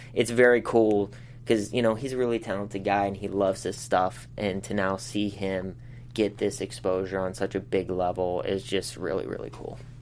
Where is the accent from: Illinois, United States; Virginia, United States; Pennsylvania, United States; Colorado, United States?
Pennsylvania, United States; Pittsburgh; moved away as an adult; now in Los Angeles, United States; I come from Pittsburgh, like I said, it's a very blue collar town.